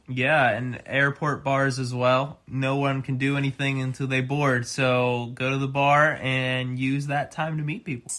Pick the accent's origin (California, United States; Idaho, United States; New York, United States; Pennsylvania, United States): Pennsylvania, United States; Pittsburgh; now in Chicago, United States; I'm originally from Pittsburgh